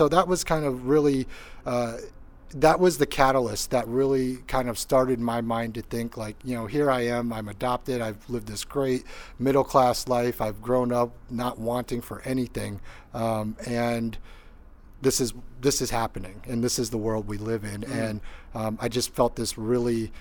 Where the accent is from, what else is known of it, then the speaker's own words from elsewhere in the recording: Northeast Indiana, United States; also born or lived in Seoul, South Korea / New Jersey; Grew up, you know, in New Jersey first, and then in the Midwest in Indiana, Northeast Indiana